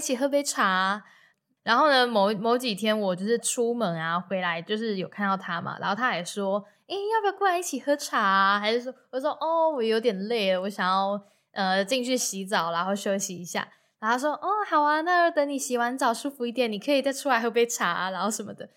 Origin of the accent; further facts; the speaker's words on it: Taiwan; 然后我就说台湾